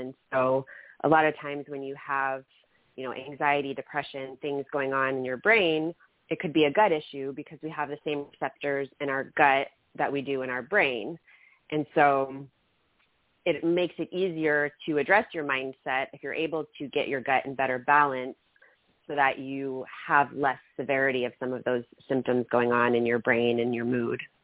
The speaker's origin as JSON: {"language": "English", "country": "Germany", "tie": "born or raised there", "moved": "yes", "lives_now": "United States", "said": "I grew up in Germany"}